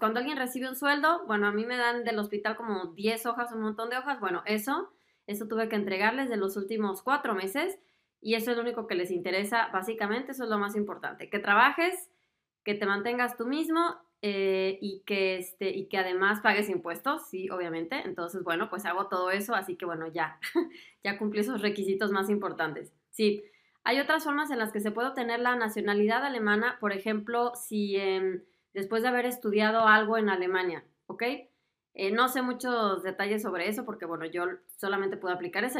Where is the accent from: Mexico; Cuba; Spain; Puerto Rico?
Mexico; moved away as an adult; now in Germany; como yo, que soy de México